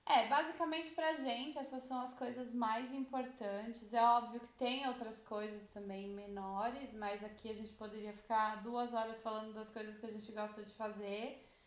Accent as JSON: {"language": "Portuguese", "region": "São Paulo", "country": "Brazil", "moved": "yes"}